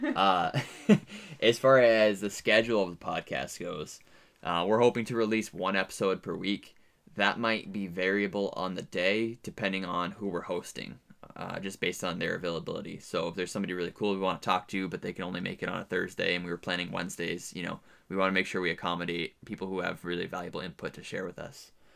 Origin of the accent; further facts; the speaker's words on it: New Hampshire, United States; moved away as an adult; also born or lived in upstate New York; now in Southeast Alaska, United States; I am from New Hampshire.